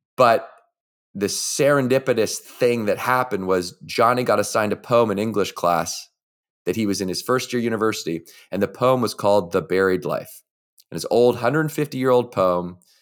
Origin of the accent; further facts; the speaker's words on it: Victoria, British Columbia, Canada; I was, uh, growing up in Victoria, B C